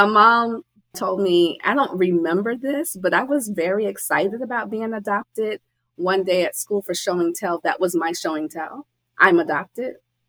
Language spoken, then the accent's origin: English; Chicago, Illinois, United States; born there; I was born in Chicago.